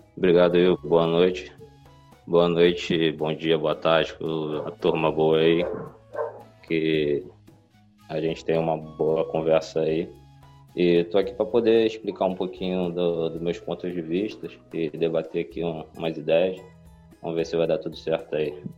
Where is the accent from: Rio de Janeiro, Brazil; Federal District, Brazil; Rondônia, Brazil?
Rio de Janeiro, Brazil; Nova Iguaçu; sou de Nova Iguaçu, Rio de Janeiro